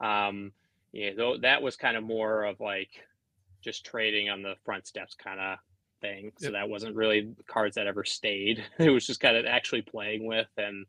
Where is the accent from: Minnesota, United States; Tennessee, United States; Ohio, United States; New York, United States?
Minnesota, United States; Duluth; I grew up in Duluth, Minnesota, which is right on the tip of Lake Superior